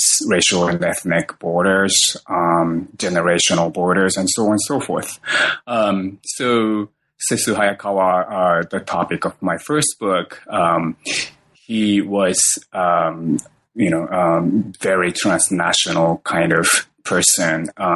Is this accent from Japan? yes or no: yes; Tokyo, Japan; moved away as an adult; also born or lived in New York; now in Oregon, United States; I was born in Japan, Tokyo, and I grew up in Tokyo, and I went to a graduate school in New York